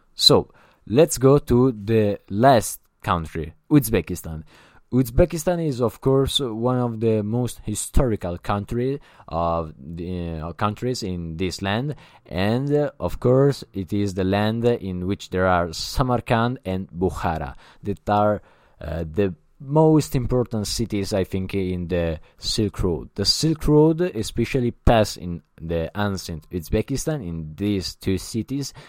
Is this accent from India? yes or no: no; Italy; English is a second language; I'm not an English, uh, speaker. I'm Italian